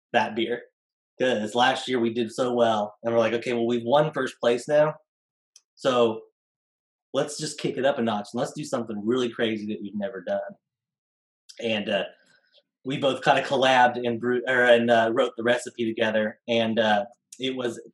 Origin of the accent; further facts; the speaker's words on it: Grain Valley, Missouri, United States; also born or lived in Kansas City; I grew up in Grain Valley.